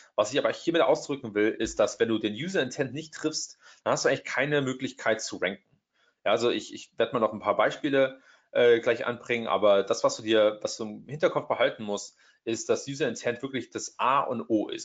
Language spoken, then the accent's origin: German; Trier, Rhineland-Palatinate, Germany; moved away as an adult; also born or lived in Hamburg, Germany; now in Silicon Valley, United States; ich bin aus Deutschland ursprünglich, ähm, aus der Ecke Trier